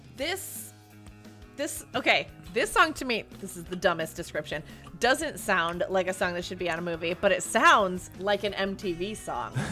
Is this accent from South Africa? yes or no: no; Ireland; I'm Irish.